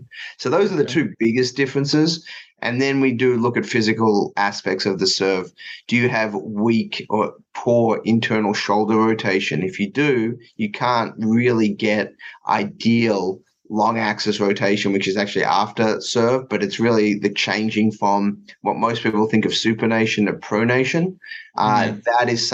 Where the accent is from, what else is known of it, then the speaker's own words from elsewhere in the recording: Melbourne, Victoria, Australia; moved away; I grew up in Melbourne, so I actually grew up about 10 or 15 minutes from the Australian Open.